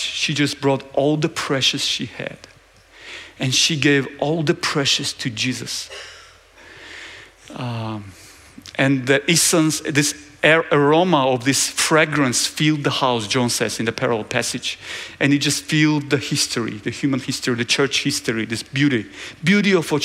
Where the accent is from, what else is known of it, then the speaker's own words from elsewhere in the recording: Georgia; I'm from Georgia